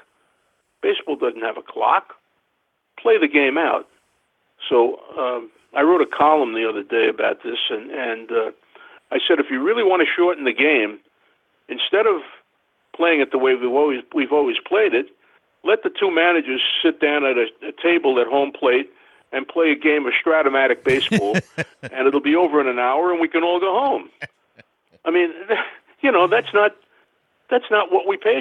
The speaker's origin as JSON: {"language": "English", "town": "East Williston", "region": "New York", "country": "United States", "tie": "born or raised there", "said": "my hometown of East Williston here on Long Island"}